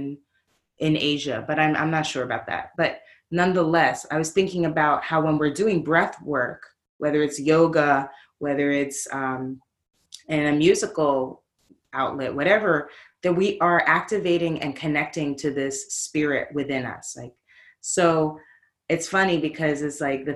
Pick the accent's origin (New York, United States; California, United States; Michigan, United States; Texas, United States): New York, United States; New York City; also born or lived in Brooklyn; now in Oakland, United States; I'm from New York City. I'm born in Brooklyn, raised in the Bronx